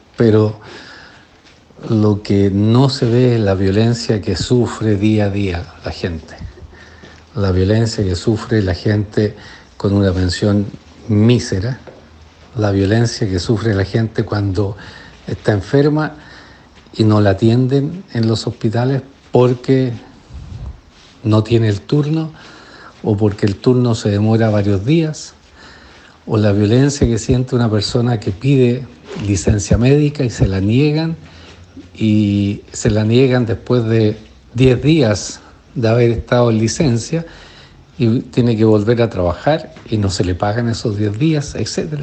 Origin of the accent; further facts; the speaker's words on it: Chile; moved away as an adult; now in United States; Me fui de Chile el año 1982 a estudiar educación en la Universidad de Harvard